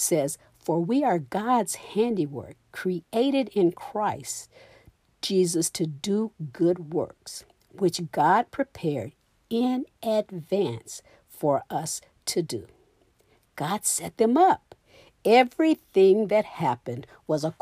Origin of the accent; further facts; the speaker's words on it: Florida, United States; I'm from Florida. It's very hot in Florida.